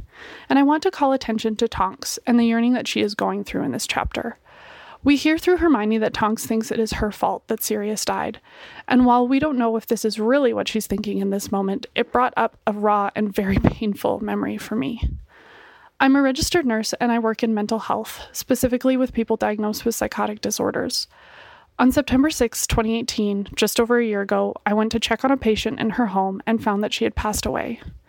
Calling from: Calgary, Alberta, Canada; I'm from Calgary, Alberta, Canada.

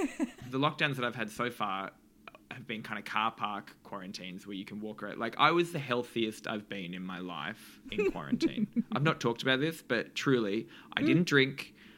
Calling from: New Zealand; I'm in New Zealand.

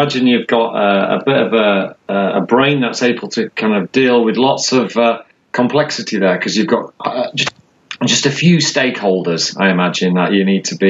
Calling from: London, United Kingdom; It is good afternoon to you. I'm actually speaking from London.

